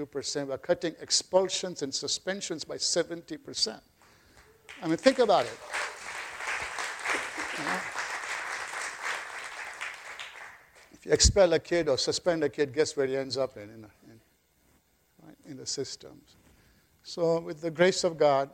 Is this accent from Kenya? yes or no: yes; Kenya; now in United States; I was born in Kenya.